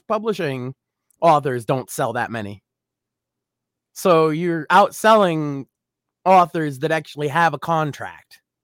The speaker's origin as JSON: {"language": "English", "region": "Massachusetts", "country": "United States", "said": "I am very vocally from Massachusetts"}